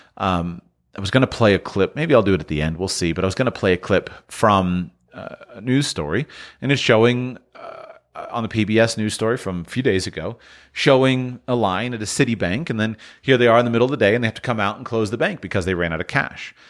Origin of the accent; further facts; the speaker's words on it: United States; being an American, talking from an American perspective